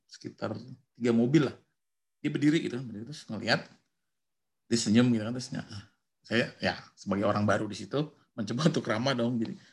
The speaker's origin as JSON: {"language": "Indonesian", "town": "Bandung", "region": "West Java", "country": "Indonesia", "said": "iya saya dari Bandung"}